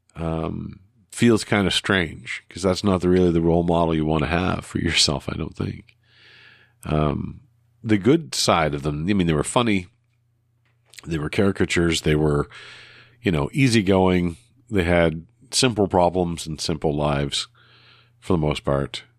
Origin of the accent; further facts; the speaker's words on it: Canada; in the Canadian way, using all the U's and some of the Re's that we're so used